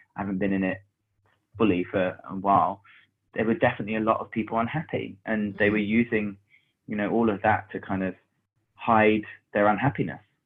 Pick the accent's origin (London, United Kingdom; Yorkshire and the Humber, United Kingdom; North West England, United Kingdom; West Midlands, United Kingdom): London, United Kingdom; I grew up in Hackney in um, North London